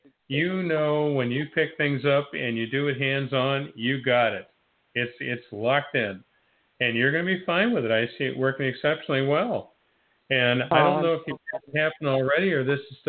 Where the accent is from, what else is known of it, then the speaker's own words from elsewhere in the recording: Niles, Ohio, United States; moved away as an adult; also born or lived in Warren, Ohio / Girard, Ohio; now in Florida, United States; I was born in Warren, Ohio, raised in Niles, Ohio, and lived in Girard, Ohio for 20 years